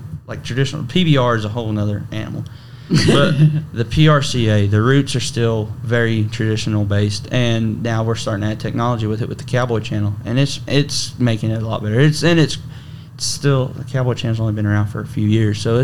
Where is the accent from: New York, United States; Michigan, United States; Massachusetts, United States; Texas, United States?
Texas, United States; Salado; growing up in Salado, Texas